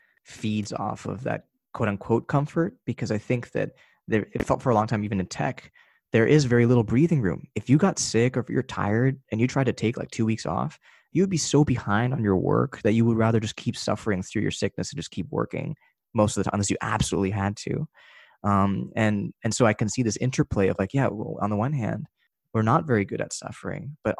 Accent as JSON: {"language": "English", "country": "United States", "tie": "born or raised there", "said": "I was born in America and everything, the way that my upbringing in my Asian household"}